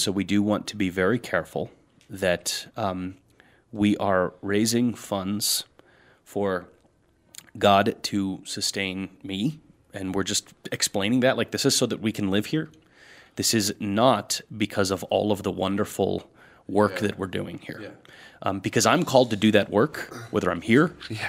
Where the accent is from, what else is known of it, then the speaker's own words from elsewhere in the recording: United States; as Americans